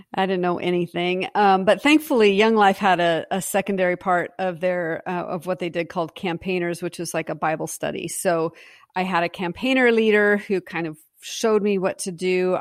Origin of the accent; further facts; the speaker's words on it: Pacific Northwest, United States; I was from the Pacific Northwest